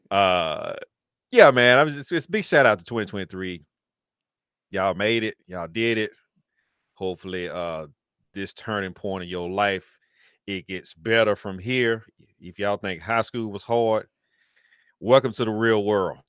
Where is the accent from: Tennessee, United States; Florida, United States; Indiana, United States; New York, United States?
Tennessee, United States; Antioch, Tennessee, which is my home state